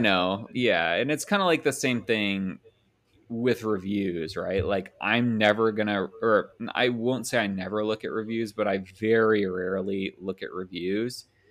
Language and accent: English; Indiana, United States; I'm from Indiana